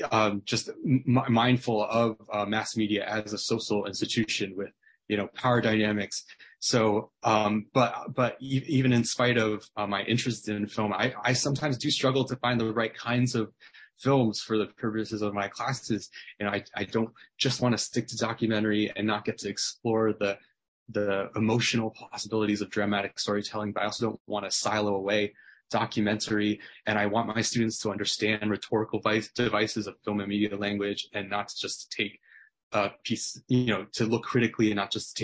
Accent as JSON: {"language": "English", "country": "United States", "said": "even though I'm not Korean, I'm Taiwanese American"}